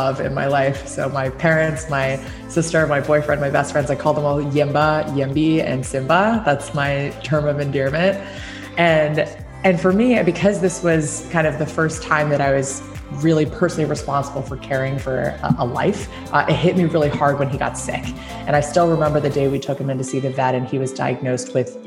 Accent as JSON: {"language": "English", "country": "Hong Kong", "tie": "born or raised there", "also_born_or_lived": "New Jersey, United States", "moved": "as an adult", "lives_now": "West Coast, United States", "said": "I actually was born and raised in Hong Kong. I spent 18 years growing up there before coming to the US for college."}